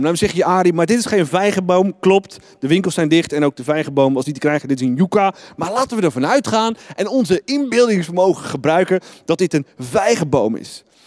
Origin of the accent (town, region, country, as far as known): Netherlands